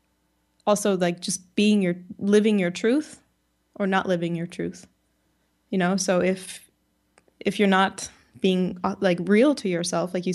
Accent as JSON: {"language": "English", "town": "Chicago", "region": "Illinois", "country": "United States", "tie": "born or raised there", "said": "I did grow up in Chicago"}